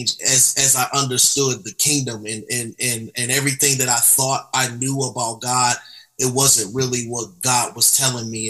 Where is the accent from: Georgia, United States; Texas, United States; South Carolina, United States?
Georgia, United States; Atlanta; also born or lived in Albany, New York; I came down here at a young age